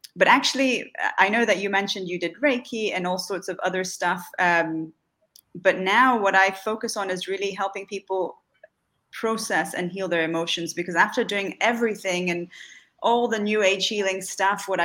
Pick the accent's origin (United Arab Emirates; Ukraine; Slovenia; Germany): United Arab Emirates; Dubai; also born or lived in Salvador, Bahia, Brazil; was born in Salvador in Bahia in Brazil, which is in the Northeast. My mother's family is from there. I lived there until I was about five, and then we moved to Dubai